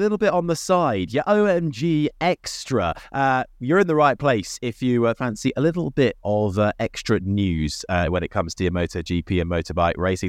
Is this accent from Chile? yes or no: no; United Kingdom; We're British